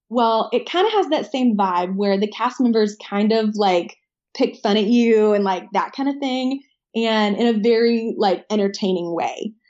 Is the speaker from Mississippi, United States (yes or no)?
no; Nashville, Tennessee, United States; I am from the Nashville area in Tennessee.